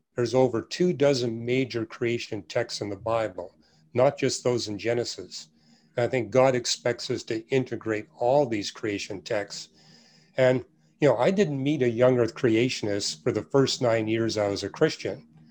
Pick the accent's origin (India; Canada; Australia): Canada; now in United States; every church I went to where I was raised in Canada